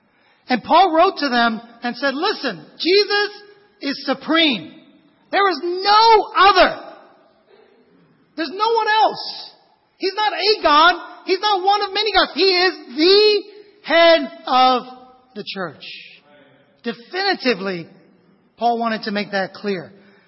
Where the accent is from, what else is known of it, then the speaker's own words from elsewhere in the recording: Vietnam; moved away; I was a foreigner. I was an immigrant from Vietnam.